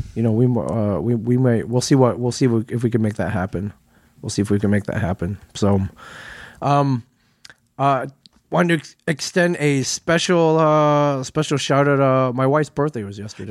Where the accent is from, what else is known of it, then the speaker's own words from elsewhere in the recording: Midwest, United States; moved away; I grew up in the Midwest, so I'm not, I'm not a stranger to cor-, rows of cornfields